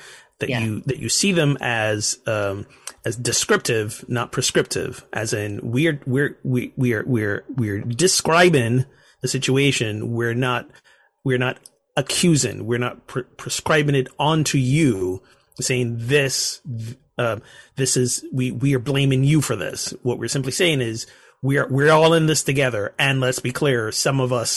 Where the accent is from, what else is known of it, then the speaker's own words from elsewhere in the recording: Barbados; my home country, Barbados